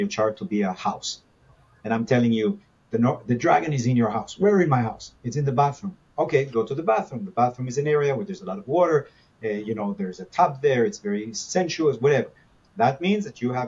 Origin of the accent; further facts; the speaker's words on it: Israel; now in Los Angeles, United States; growing up in Israel, the good uncle from America used to come and bring us stuff